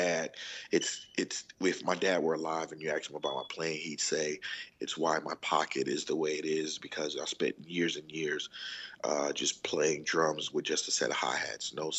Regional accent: Chicago, Illinois, United States; I'm from Chicago, Illinois

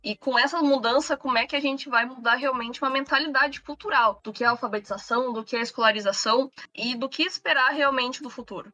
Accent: Rio Grande do Sul, Brazil; Eu sou do Rio Grande do Sul

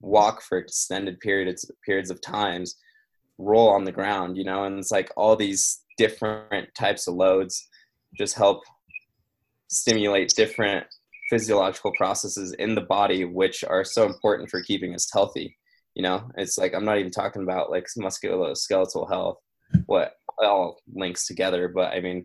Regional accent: Brazil; moved away; I'm originally from Brazil. And then when I go back there, we're from a pretty rural area.

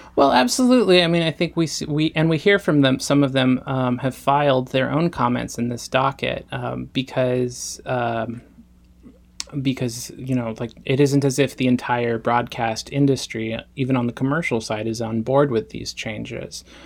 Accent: Yakima, Washington, United States; my hometown, Yakima, Washington

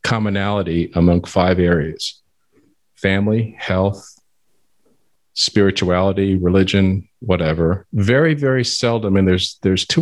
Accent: San Antonio, Texas, United States; I was born and raised in San Antonio

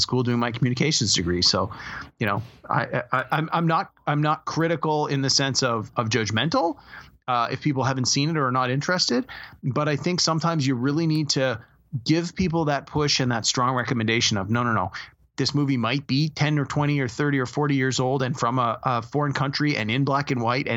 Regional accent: Canada; as a Canadian

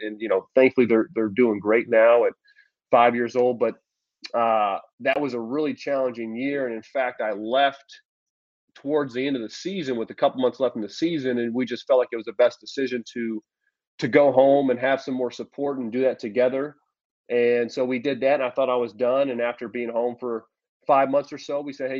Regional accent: Champaign, Illinois, United States; we're back in my hometown in Champaign

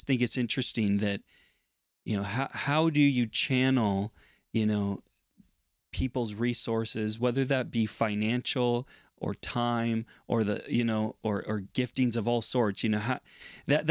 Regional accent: United States; moved away as an adult; now in Canada; I'm from the United States. I came to Canada

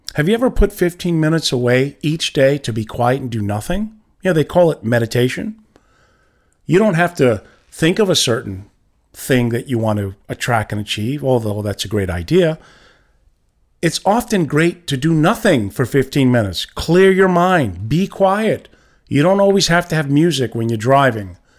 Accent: New York, United States; I'm from New York

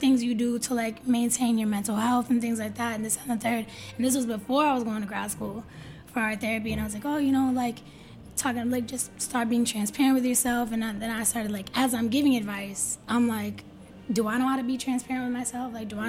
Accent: outside of Boston, Massachusetts, United States; I grew up outside of Boston, but I was, like, spending mad time in Boston, especially growing up

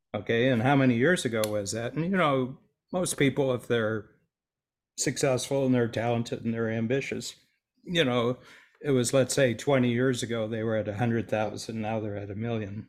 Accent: Northern Ohio, United States; moved away as an adult; also born or lived in Toronto; I grew up with a farm boy in Northern Ohio

